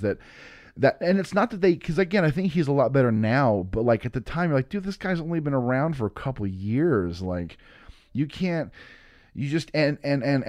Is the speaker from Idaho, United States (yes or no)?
yes; Boise, Idaho, United States; I'm from Boise, Idaho